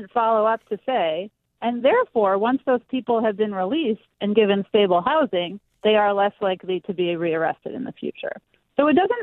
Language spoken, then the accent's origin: English; New York, United States; my home state of New York